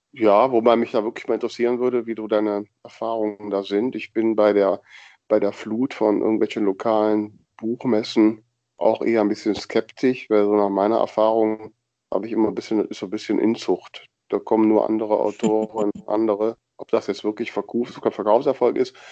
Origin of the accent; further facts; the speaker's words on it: Grefrath, North Rhine-Westphalia, Germany; Grefrath am Niederrhein, das ist zufällig mein Geburtsort, das passt ganz gut, da käme ich aus.